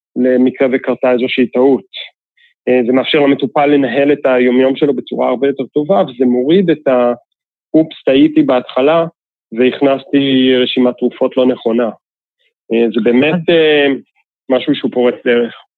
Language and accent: Hebrew; Israel; התרבות שלנו כישראלים